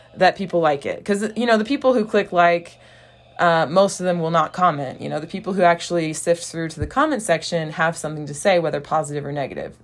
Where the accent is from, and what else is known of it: United States; first language English; moved away as an adult; now in Brazil